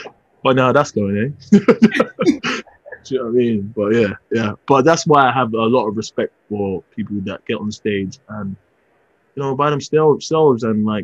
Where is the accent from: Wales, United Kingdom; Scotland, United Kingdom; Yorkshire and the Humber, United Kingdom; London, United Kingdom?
London, United Kingdom; I'm from Peckham, Southeast London.